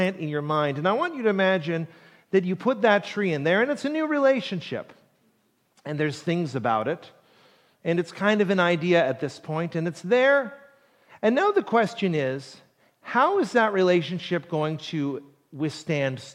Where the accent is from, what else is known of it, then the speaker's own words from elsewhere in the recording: Plymouth, Massachusetts, United States; also born or lived in Ohio; I didn't grow up in Duxbury, but I grew up in Plymouth